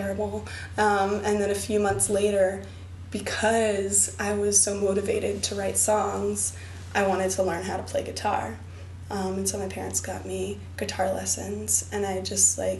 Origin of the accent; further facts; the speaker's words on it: Berkeley, California, United States; also born or lived in Boston; the oldest capoeira school in my hometown, Berkeley